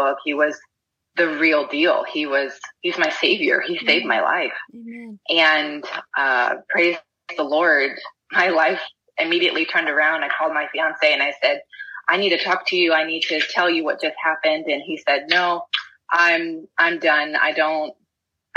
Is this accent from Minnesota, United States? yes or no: no; Texas, United States; I'm from Texas.